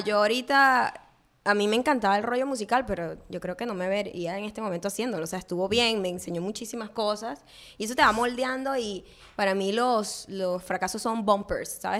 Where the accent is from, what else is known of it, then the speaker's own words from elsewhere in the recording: Venezuela; moved away; yo nunca fui profeta en mi tierra